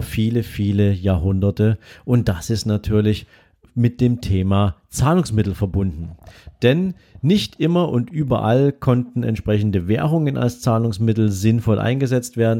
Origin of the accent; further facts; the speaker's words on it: Dresden, Saxony, Germany; bei uns in Dresden